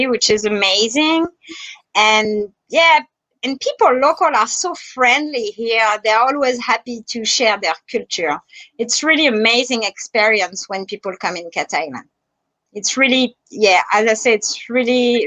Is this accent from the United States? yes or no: no; France; accent: French; English is a second language; now in Bahamas; I'm French. If you notice my French accent